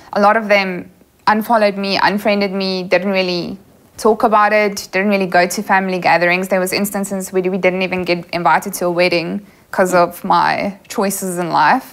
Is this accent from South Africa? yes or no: yes; Kempton Park, Gauteng, South Africa; also born or lived in Newcastle, South Africa; moved to Kempton Park when I was five years old. Went to Afrikaans primary school, went to an Afrikaans high school.